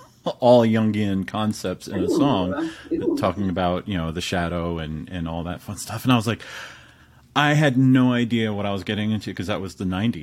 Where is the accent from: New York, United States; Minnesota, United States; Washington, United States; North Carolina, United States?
New York, United States; Hudson Valley; moved away; I grew up in the Hudson Valley